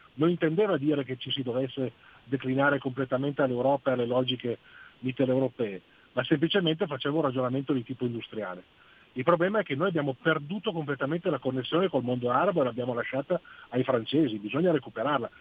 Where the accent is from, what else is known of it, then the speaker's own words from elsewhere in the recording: Algeria; now in Italy; sono algerino